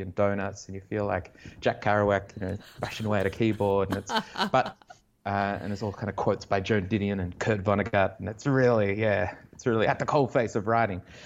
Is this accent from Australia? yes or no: yes; Canberra, Australian Capital Territory, Australia; I grew up in Canberra and in the eighties and nineties